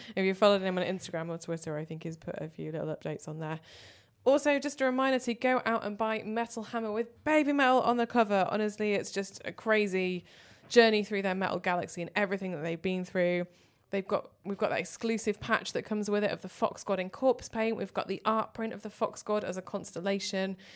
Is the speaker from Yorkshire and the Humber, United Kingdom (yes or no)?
no; Manchester, North West England, United Kingdom; now in London, United Kingdom; I'm from Manchester